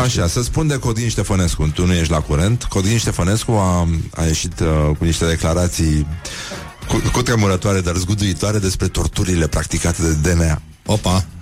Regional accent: Brăila, Brăila County, Romania; eu sunt din Brăila.

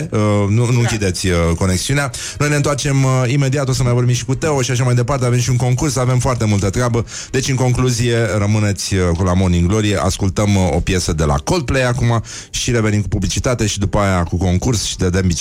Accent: Zalău, Sălaj County, Romania; sunt din Zalău, sunt din Zalău

